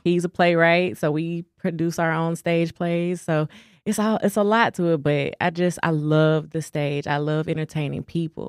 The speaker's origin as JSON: {"language": "English", "town": "Dallas", "region": "Texas", "country": "United States", "said": "I'm from Dallas. You can hear it in my tongue."}